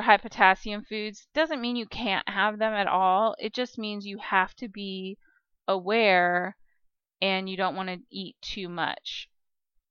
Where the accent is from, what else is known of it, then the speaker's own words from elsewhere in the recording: Kansas, United States; I'm from Kansas